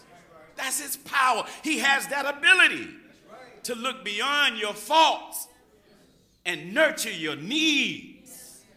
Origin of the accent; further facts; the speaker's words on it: Georgia, United States; now in Los Angeles, United States; And I'm coming from Georgia. Me and my family like the Beverly Hillbillies. I landed in L.A. and it was a rude awakening because in Georgia, you know, you speak to everybody.